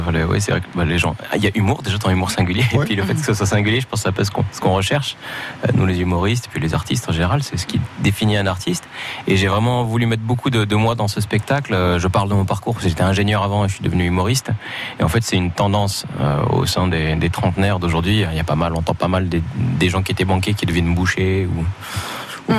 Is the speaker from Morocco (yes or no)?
yes; Morocco; moved away; j'ai grandi au Maroc